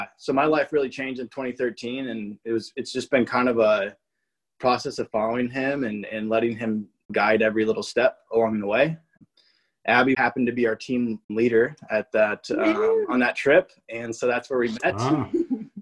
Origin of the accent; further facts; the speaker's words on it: South Dakota, United States; I'm from South Dakota